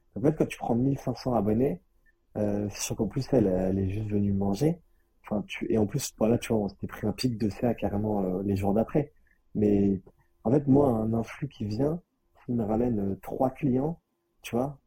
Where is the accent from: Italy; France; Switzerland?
France; Nice, Provence-Alpes-Côte d'Azur; also born or lived in Paris; chez moi à Nice